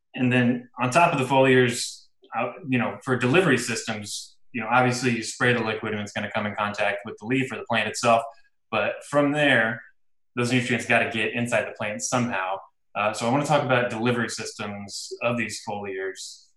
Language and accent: English; Illinois, United States; I'm from Illinois, and here in the Midwest